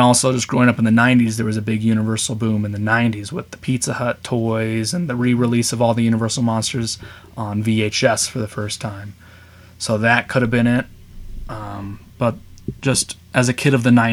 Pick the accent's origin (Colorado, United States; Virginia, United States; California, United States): Colorado, United States; also born or lived in Seattle, Washington; I grew up in Colorado